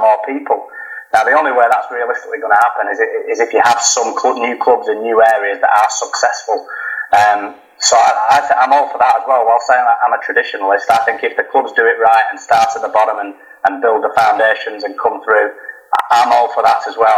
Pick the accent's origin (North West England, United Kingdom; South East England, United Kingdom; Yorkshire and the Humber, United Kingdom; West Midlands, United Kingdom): North West England, United Kingdom; Rochdale; I'm from Rochdale